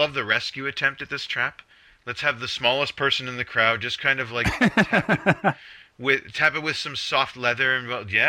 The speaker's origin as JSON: {"language": "English", "country": "Canada", "said": "And I'm not saying that as a Canadian"}